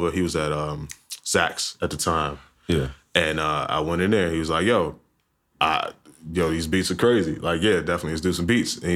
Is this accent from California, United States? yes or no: no; Alexandria, Virginia, United States; moved away; also born or lived in Baltimore, Maryland / Atlanta; because I'm from Alexandria, Virginia.